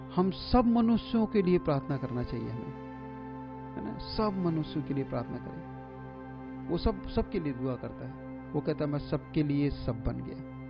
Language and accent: Hindi; India; हमारे भारत का